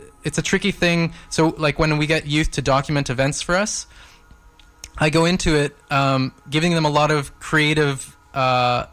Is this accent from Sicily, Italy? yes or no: yes; Palermo, Sicily, Italy; now in Vancouver, Canada; I'm from Palermo